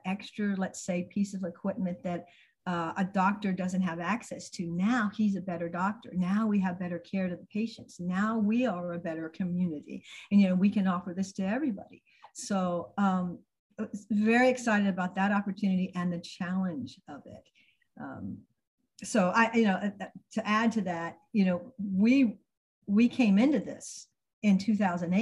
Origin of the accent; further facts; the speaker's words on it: Tampa, Florida, United States; I grew up in Tampa